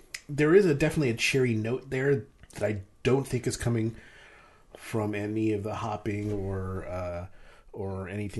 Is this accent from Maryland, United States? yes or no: yes; Maryland, United States; now in Pennsylvania, United States; I grew up in Maryland